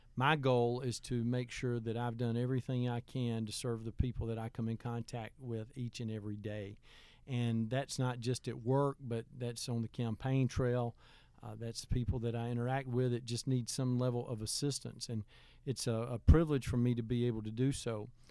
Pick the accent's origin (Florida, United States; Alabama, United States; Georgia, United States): Alabama, United States; Heflin; also born or lived in Wedowee, Alabama; growing up in Heflin